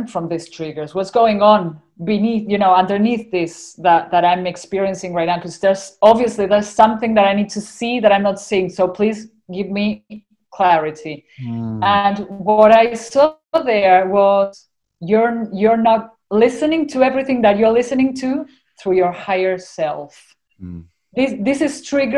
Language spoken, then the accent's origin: English; Argentina; accent: Argentinian; my Argentinian accent